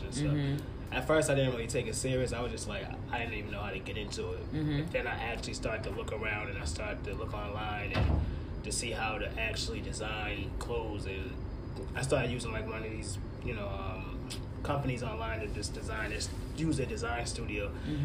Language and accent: English; Boston, Massachusetts, United States; I'm from Boston